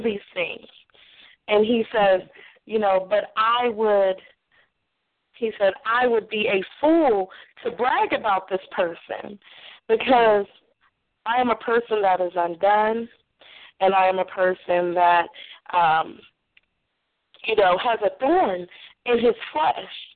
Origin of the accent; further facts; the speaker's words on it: Nashville, Tennessee, United States; I'm from Nashville